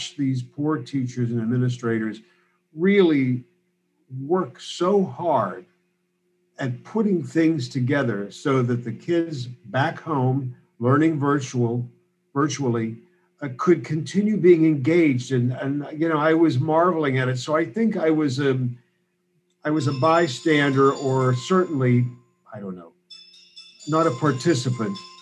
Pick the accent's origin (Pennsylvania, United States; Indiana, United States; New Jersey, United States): Pennsylvania, United States; Pittsburgh; moved away as an adult; also born or lived in Chicago; now in Berkeley, United States; I'm Pittsburgh born and raised, and very, very close to where Brother J.D. was born and raised in Penn Hills